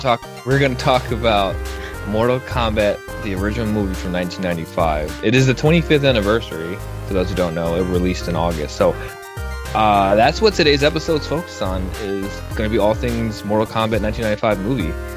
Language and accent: English; outside of Chicago, Illinois, United States; I grew up right outside outside of Chicago